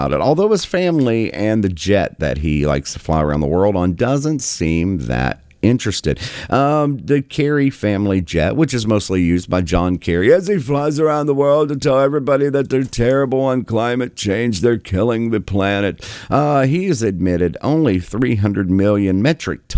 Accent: Southern West Virginia, United States; I am from Southern West Virginia, born and raised, lived there for many decades.

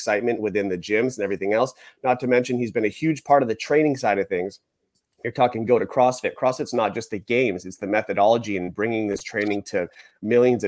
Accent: Maine, United States; I'm from Maine

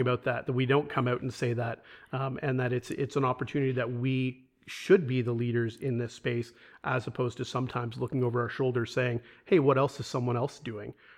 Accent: Toronto, Ontario, Canada; moved away as an adult; Born and raised in Toronto

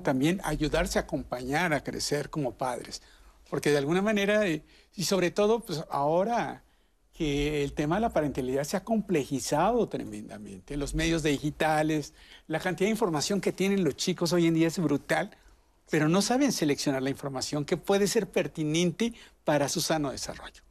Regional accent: Mexico; en México tenemos

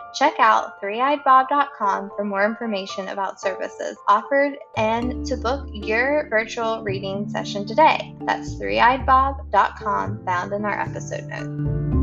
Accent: Boone County, West Virginia, United States; moved away as an adult; now in Washington, D.C. area, United States; my dad ha- is from Boone County and that's where I grew up

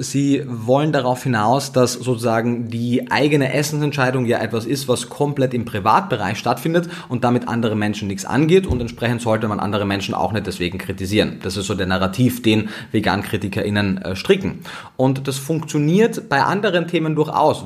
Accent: Austria; Ich komme aus Österreich

